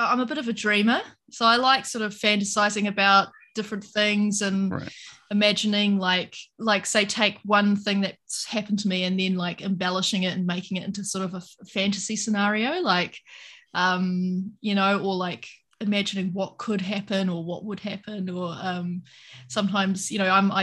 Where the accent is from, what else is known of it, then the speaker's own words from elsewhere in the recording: New Zealand; moved away; also born or lived in Sydney, Australia; I am a Kiwi from New Zealand, but I was living in Australia at the time